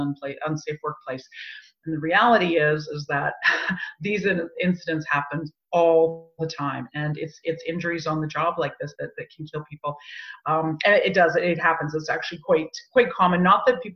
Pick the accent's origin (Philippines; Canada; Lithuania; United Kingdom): Canada; we lived in Canada. We're Canadian.